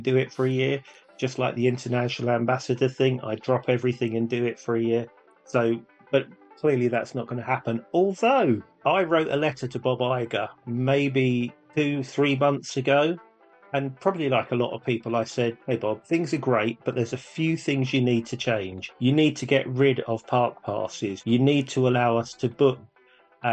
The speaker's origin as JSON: {"language": "English", "region": "England", "country": "United Kingdom", "said": "we're from England"}